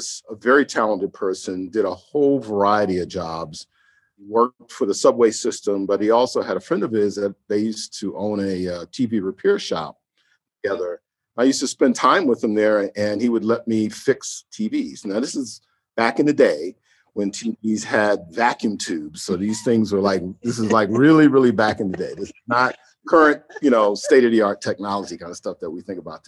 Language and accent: English; New York City, New York, United States; I grew up in Harlem in the late 60s and early 70s in the Grant Projects